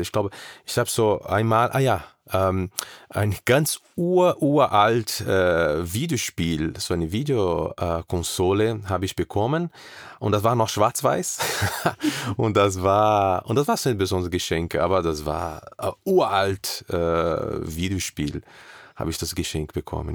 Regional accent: South Region, Brazil; German is a second language; moved away as an adult; now in Germany; ich komme mehr aus Süden

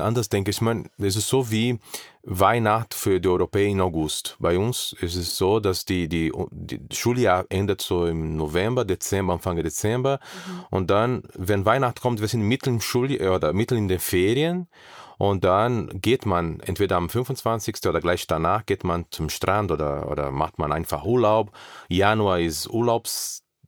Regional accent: South Region, Brazil; German is a second language; moved away as an adult; now in Germany; ich komme mehr aus Süden

